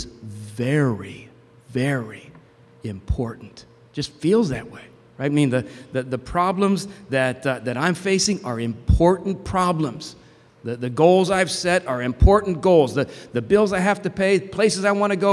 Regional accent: New Jersey, United States; where I grew up in New Jersey

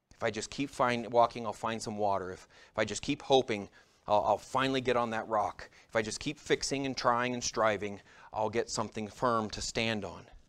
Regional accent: United States; As American Christians

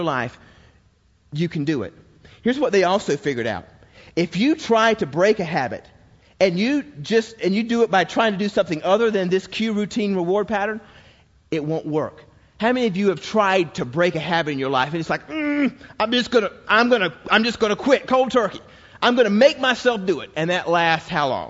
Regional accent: Georgia, United States; as a boy growing up in Georgia

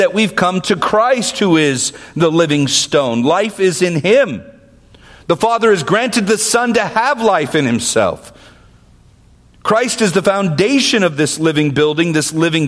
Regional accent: Vallejo, California, United States; I grew up in Vallejo.

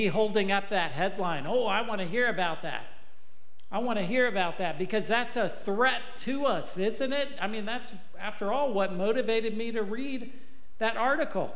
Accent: Texas, United States; I'm from Texas

